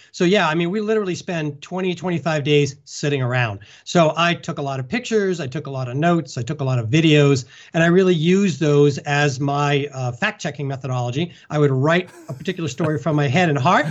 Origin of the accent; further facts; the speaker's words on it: Concord, Massachusetts, United States; I grew up in Concord, Massachusetts, pretty flat.